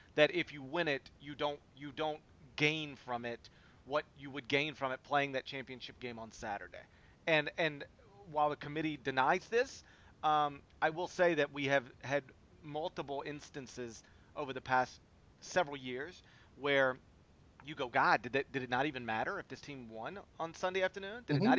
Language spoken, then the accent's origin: English; Memphis, Tennessee, United States; it's my hometown team